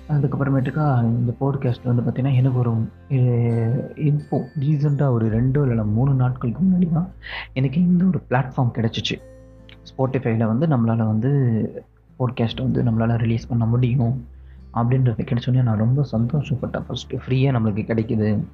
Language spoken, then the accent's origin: Tamil; Vaippur, Tamil Nadu, India; also born or lived in Tirukoilur; now in Mumbai, India; வைப்பூரில் வளர்ந்தோம்